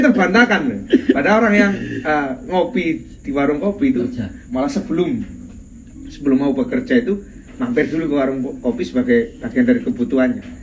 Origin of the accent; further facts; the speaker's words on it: Benjeng, Gresik, East Java, Indonesia; Di daerah saya, di Benjeng